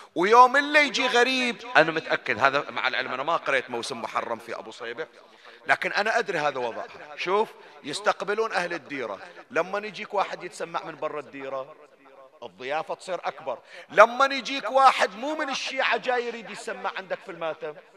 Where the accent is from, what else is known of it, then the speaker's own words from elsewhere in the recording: Bani Jamra, Northern Governorate, Bahrain; عندنا احنا في بني جمرة